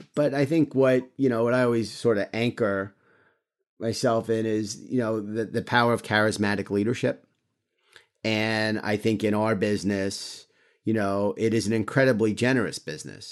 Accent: New York, United States; I'm a New Yorker

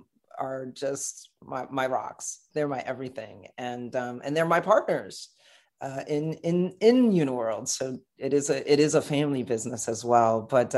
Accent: New York City, New York, United States; his family immigrated, of course, to Brooklyn, where I was born and raised.

